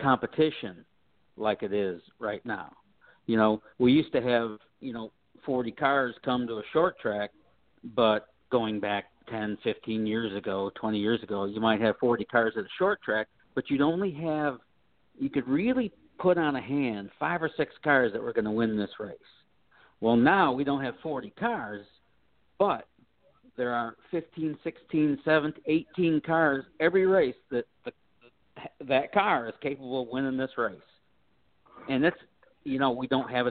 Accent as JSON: {"language": "English", "town": "Toledo", "region": "Ohio", "country": "United States", "tie": "born or raised there", "said": "My hometown. Yay, Toledo"}